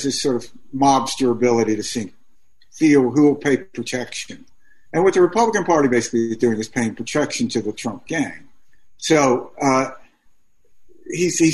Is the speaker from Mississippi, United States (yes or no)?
yes; Mississippi, United States; I grew up in Mississippi